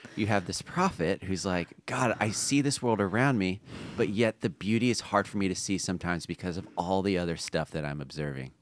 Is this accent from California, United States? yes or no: yes; La Palma, California, United States; also born or lived in Long Beach, California; my hometown is La Palma